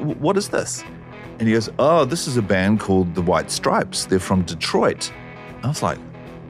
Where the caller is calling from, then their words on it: Auckland, New Zealand; I'm calling from Auckland in New Zealand.